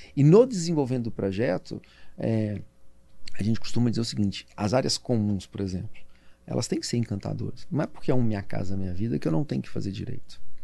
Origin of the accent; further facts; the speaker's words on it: Minas Gerais, Brazil; eu sou mineiro